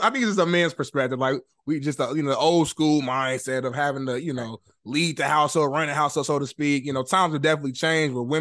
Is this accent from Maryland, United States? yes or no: yes; Waldorf, Maryland, United States; I'm from Waldorf.